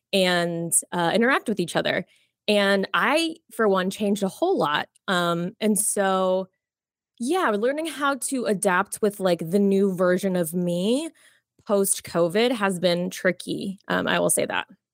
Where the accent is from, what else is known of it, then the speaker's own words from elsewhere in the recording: Jacksonville, Florida, United States; also born or lived in Miami, Florida; I was born in Miami, um, but I grew up mostly in Jacksonville, Florida, so border of Florida and Georgia